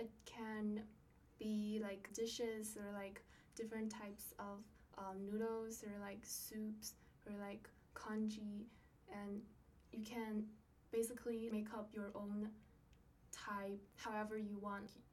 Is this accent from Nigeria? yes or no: no; Zhengzhou, Henan, China; moved away as an adult; now in Seattle, United States; I'm from Zhengzhou, China, which is in the central area of China